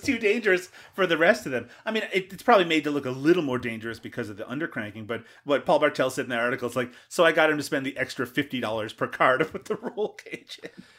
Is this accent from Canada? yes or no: yes; Canada; as a Canadian